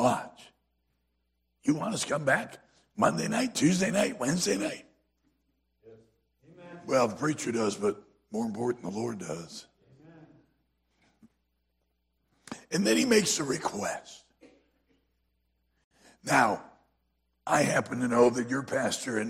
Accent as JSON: {"language": "English", "region": "South Carolina", "country": "United States", "said": "I'm from South Carolina, so I know that y'all is not plural, y'all is singular"}